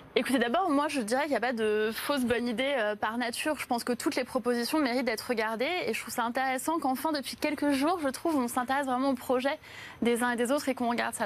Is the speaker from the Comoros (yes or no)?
no; Paris, Île-de-France, France; J'ai grandi à Belleville, donc pas très loin de la porte de la Chapelle